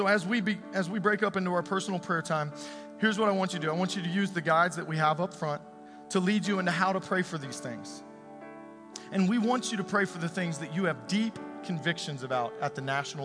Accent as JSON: {"language": "English", "country": "United States", "tie": "born or raised there", "said": "I was born in America, I'm a citizen here"}